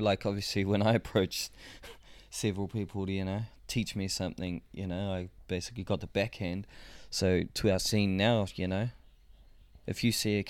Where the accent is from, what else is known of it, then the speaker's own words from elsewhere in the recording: Rotorua, Bay of Plenty, New Zealand; I come from Rotorua